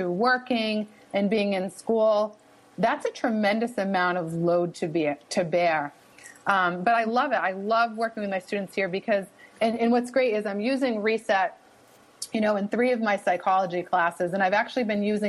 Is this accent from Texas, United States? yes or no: no; Boston, Massachusetts, United States; accent: wicked (Boston); I'm situated here at Northeastern, and that's in Boston, Massachusetts. So maybe you can pick up on my wicked accent a little bit here